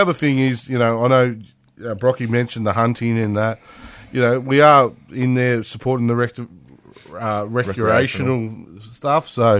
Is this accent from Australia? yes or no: yes; Otway Ranges, Victoria, Australia; I grew up riding motorbikes in the Otway Ranges